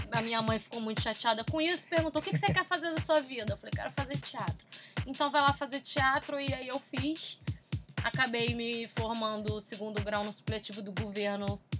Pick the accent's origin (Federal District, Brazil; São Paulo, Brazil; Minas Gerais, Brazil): Federal District, Brazil; Taguatinga; born there; Mas a minha mãe morava no Distrito Federal. Uhum. E eu nasci em Taguatinga, num hospital que tinha acabado de ser inaugurado